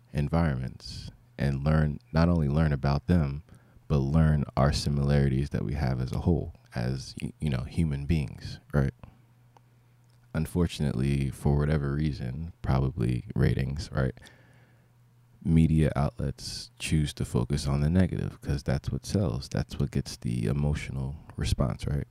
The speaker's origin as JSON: {"language": "English", "country": "United States", "said": "as an American"}